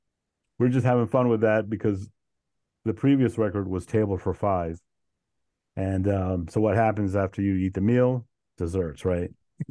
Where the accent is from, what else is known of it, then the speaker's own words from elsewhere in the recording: Colombia; I'm from Colombia, and we would, I have cousins and family throughout Bogota, and we would visit them and we would experience the music.